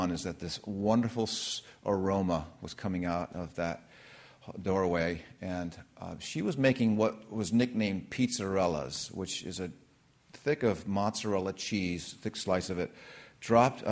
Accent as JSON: {"language": "English", "town": "Redlands", "region": "California", "country": "United States", "tie": "born or raised there", "said": "The address was 436 Eucalyptus Drive, Redlands, California"}